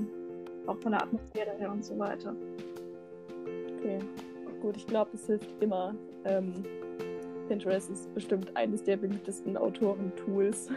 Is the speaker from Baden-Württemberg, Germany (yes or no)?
no; Münsterland, North Rhine-Westphalia, Germany; ich komme aus dem Münsterland.